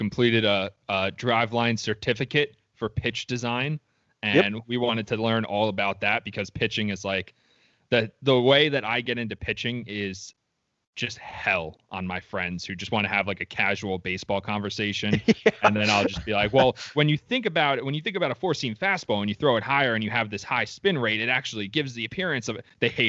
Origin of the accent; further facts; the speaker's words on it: Long Island, New York, United States; It's not my fault that I grew up on Long Island.